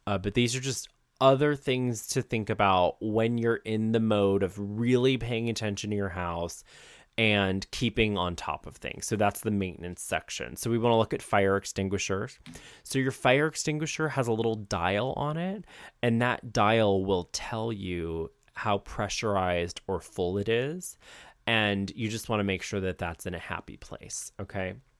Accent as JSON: {"language": "English", "region": "Ohio", "country": "United States", "moved": "yes", "said": "I'm from Ohio"}